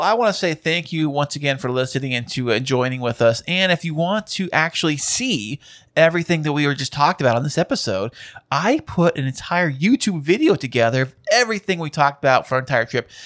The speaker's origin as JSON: {"language": "English", "region": "California", "country": "United States", "said": "we're from California here"}